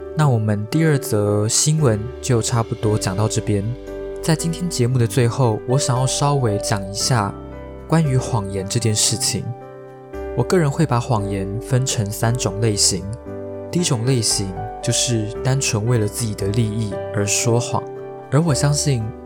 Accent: Taiwan; 像我们台湾人渐渐有办法去接受同性婚姻这件事情

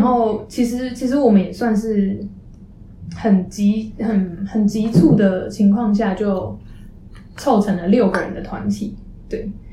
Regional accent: Taipei, Taiwan; moved away as an adult; also born or lived in Chiayi; 因为我们自从台北来的，所以基本上我们在，呃，之前高中在台北的朋友，他们读台北学校的学生

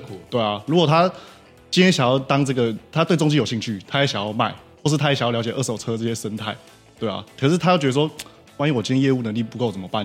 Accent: Taiwan; 但是我觉得我们台湾人 很多啊，现在很多人大概都很缺， 缺乏这种能力

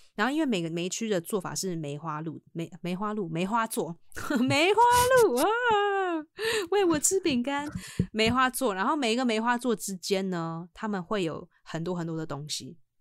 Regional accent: Taipei, Taiwan; 我从小住在这边

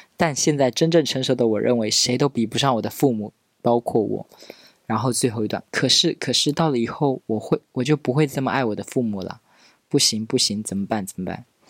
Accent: Pingtan, Fujian, China; 我命是那个我们平台的方言

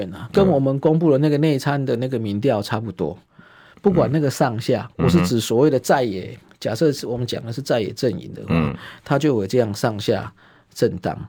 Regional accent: Taiwan; 我们台湾话讲红灰桃就是夸辣贵了趴

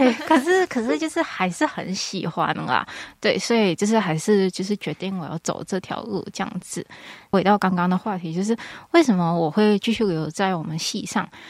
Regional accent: Malaysia; moved away as an adult; now in Hualien, Taiwan; 我是马来西亚人。

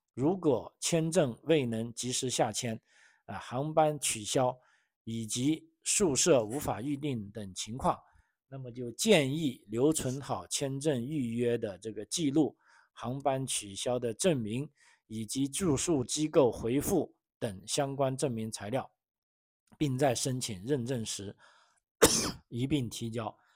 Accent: China; now in Australia; 我是来自中国的

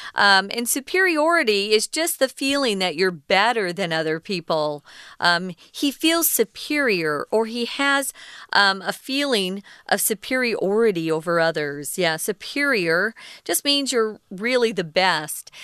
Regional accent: Arizona, United States; moved away; also born or lived in New York; I grew up in Arizona. We're right close to Mexico

